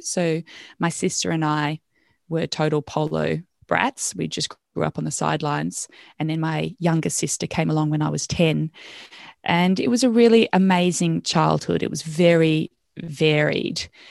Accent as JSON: {"language": "English", "country": "Australia", "also_born_or_lived": "Wales / Botswana / Wanaka, New Zealand / Tamworth, Australia", "moved": "as an adult", "said": "I could go back as an Australian resident"}